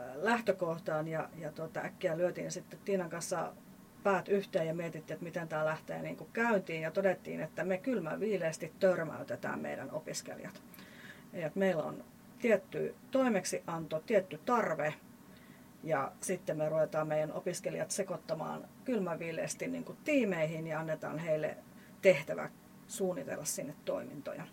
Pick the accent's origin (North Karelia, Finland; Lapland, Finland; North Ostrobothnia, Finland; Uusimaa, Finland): North Karelia, Finland; Lieksa; mä oon tuolta Pohjois-Karjalasta, Lieksasta lähtöisin